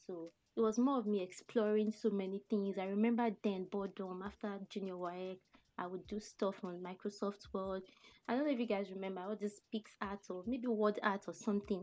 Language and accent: English; Abeokuta, Ogun State, Nigeria; I grew up in Abeokuta here